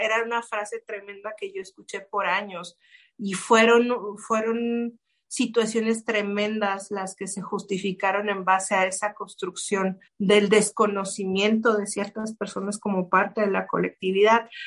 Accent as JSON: {"language": "Spanish", "region": "Chihuahua", "country": "Mexico", "tie": "born or raised there", "moved": "yes", "lives_now": "Monterrey, Mexico", "said": "Yo crecí en Chihuahua, que es un poco más al norte."}